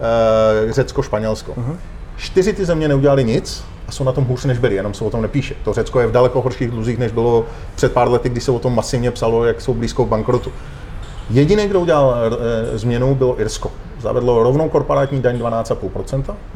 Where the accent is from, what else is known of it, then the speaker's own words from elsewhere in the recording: Czechia; Já jsem Čech, já nejsem Evropan